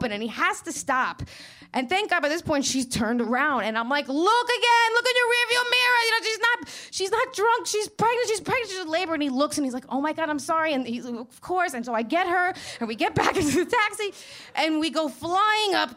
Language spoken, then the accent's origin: English; New York City, New York, United States; now in Manhattan, United States; I'm from Queens